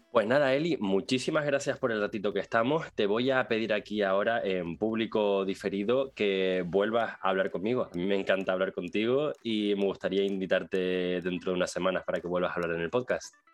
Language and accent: Spanish; Tenerife, Canary Islands, Spain; Es mi tierra